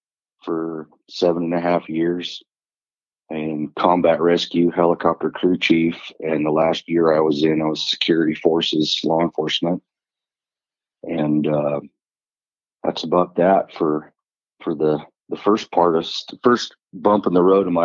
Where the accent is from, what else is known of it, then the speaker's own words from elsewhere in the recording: Idaho, United States; moved away as an adult; also born or lived in Eastern Washington; I was born in Eastern Washington. And in 1980, we moved to Idaho to the family ranch and grew up there